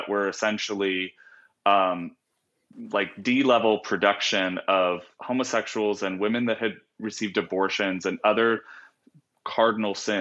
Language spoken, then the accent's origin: English; Virginia Beach, Virginia, United States; moved away as an adult; now in San Francisco, United States; I grew up in Virginia Beach, Virginia, and I literally grew up like a mile and a half from Pat Robertson's Christian Broadcasting Network